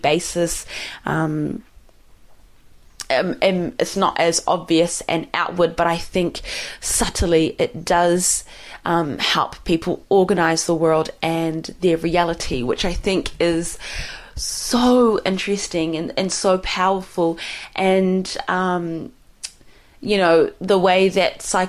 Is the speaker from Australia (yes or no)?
no; Somalia; I'm from Somali